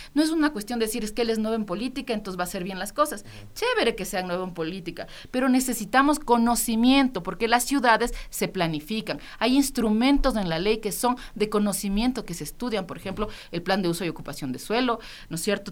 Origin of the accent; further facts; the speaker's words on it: Quito, Pichincha, Ecuador; Somos nosotros, los quiteños y quiteñas